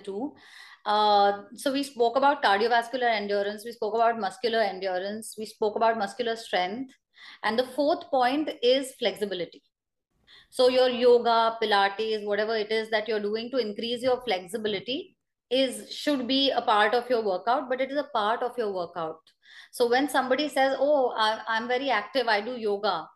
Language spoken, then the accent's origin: English; Pune, Maharashtra, India; I come from Pune